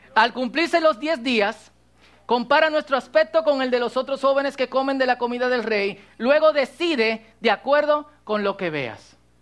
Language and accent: Spanish; Cotuí, Sánchez Ramírez, Dominican Republic; yo soy dominicano, se me nota. Eh, aunque ustedes no crean, mucha gente me pregunta, ¿tú eres de aquí? Eh, sí, de Cotuí.